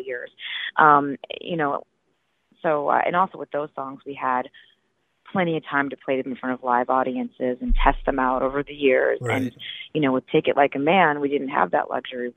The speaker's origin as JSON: {"language": "English", "town": "Detroit", "region": "Michigan", "country": "United States", "tie": "born or raised there", "also_born_or_lived": "Los Angeles", "moved": "yes", "said": "I grew up in Detroit"}